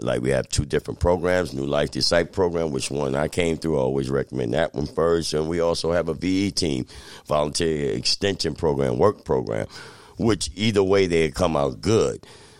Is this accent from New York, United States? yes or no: yes; Albany, New York, United States; born there; In fact, I was born here in Albany.